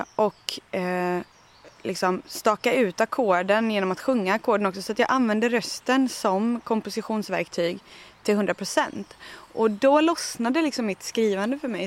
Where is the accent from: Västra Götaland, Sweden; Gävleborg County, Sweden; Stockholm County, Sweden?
Västra Götaland, Sweden; Tjörn; now in Österlen, Sweden; jag kommer från västkusten, från Tjörn som ju är en jättefin ö med massa granitklippor och fantastisk kust